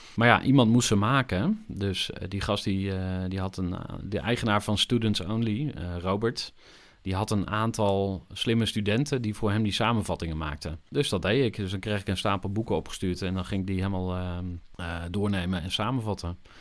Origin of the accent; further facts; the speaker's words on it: Zwolle, Overijssel, Netherlands; moved away as an adult; also born or lived in Enschede, Netherlands / Utrecht, Netherlands; Ik ben in 1983 geboren in Enschede. Zoals jullie al even verklapten, kom ik uit Twente van oorsprong. Opgegroeid in eh, Zwolle